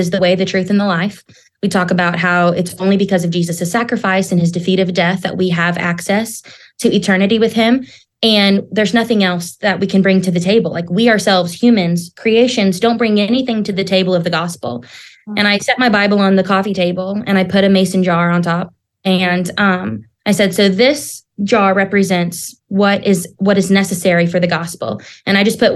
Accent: Southern Oklahoma, United States; I grew up in Southern Oklahoma in Tornado Alley

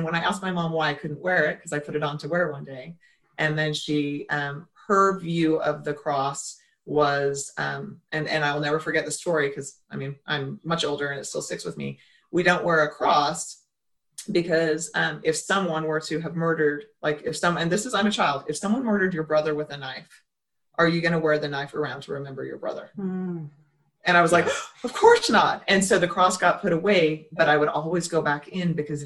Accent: Idaho, United States; I grew up in a very small town in Idaho

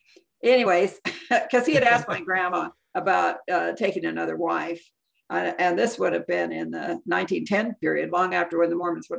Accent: Southern California, United States; now in Salt Lake City, United States; I was born here in Salt Lake, raised in Southern California.

